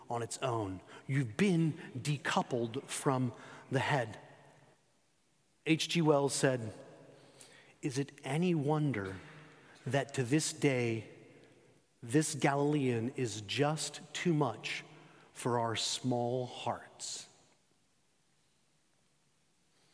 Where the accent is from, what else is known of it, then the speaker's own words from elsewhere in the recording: Spain; moved away; Growing up in Spain, when I was 14 and 15 years old